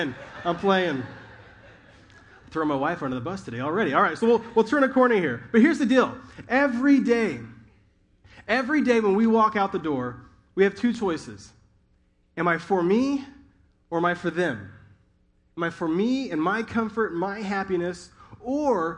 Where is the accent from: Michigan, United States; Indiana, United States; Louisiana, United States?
Indiana, United States; also born or lived in Southern California; now in North Carolina, United States; In the Midwest, I grew up in Indiana